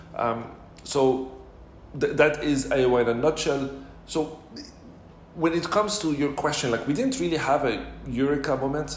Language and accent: English; Casablanca, Casablanca-Settat, Morocco; also born or lived in Montreal / Paris / Singapore / London; now in Dubai, United Arab Emirates; I'm originally from Morocco, born and raised in Casablanca.